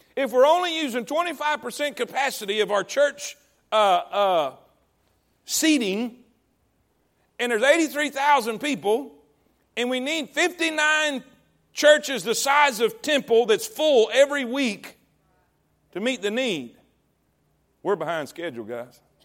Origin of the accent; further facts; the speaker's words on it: Coleman, Texas, United States; this is my hometown. This is Coleman